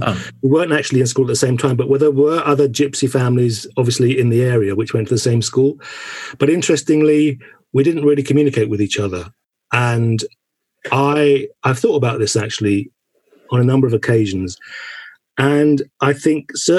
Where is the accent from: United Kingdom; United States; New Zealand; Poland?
United Kingdom; St Mary Cray, London; where I was born in St. Mary Cray. I was born in 61, so I was kind of going to early school in the late 60s and early 70s.